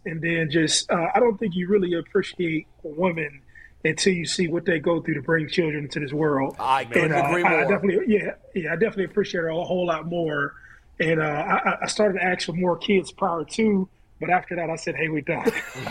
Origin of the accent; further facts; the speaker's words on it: Ohio, United States; I'm from Ohio